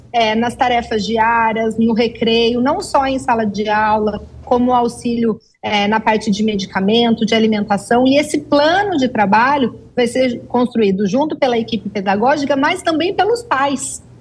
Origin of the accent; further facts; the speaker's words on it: Tangará da Serra, Mato Grosso, Brazil; Estou aqui em Tangará da Serra, interior de Mato Grosso, e vim passar o feriado aqui na minha terrinha.